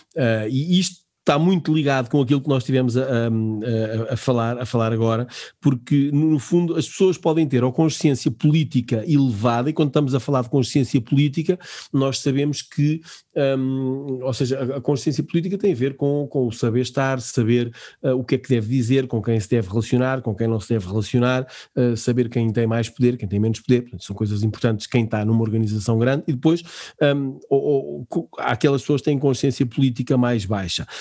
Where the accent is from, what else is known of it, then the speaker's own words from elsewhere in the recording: Portugal; nós, enquanto portugueses